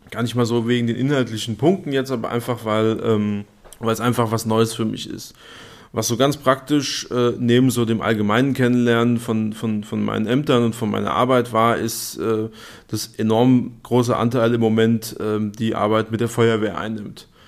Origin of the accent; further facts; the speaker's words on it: Darmstadt, Hesse, Germany; gebürtiger Darmstädter und ja, auch fest mit äh, Darmstadt verwurzelt